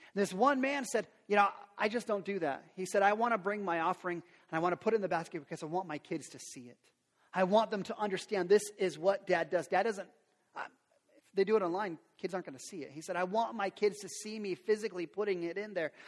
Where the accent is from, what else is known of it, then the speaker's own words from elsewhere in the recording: Lincoln, United States; I grew up around Lincoln, it was on Lincoln and 33rd